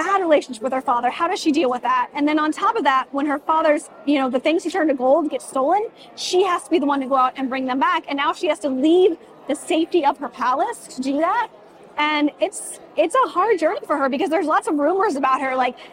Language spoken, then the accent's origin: English; Indianapolis, Indiana, United States; I was born and raised in Indianapolis, lived here my whole life